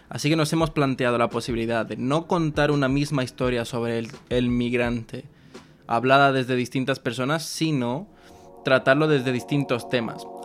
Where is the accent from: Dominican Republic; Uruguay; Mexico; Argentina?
Uruguay; Montevideo; moved away as an adult; now in London, United Kingdom; Me nací en Montevideo.